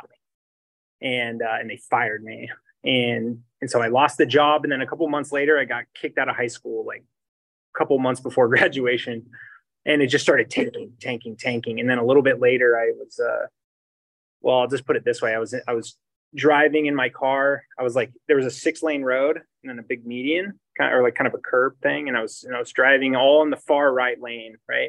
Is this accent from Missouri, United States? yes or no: no; Poway, California, United States; also born or lived in Oceanside, California; I grew up in Poway, and I was born in Oceanside, and I grew up in Poway